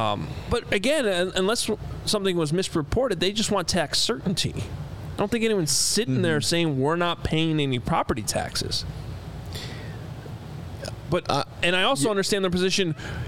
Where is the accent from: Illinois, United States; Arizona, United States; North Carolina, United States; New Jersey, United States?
Illinois, United States; Naperville; As someone who was born and raised in Naperville